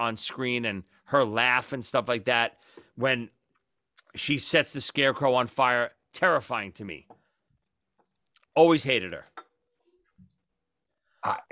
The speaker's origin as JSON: {"language": "English", "town": "New York City", "region": "New York", "country": "United States", "tie": "born or raised there", "said": "growing up in Brooklyn and New York"}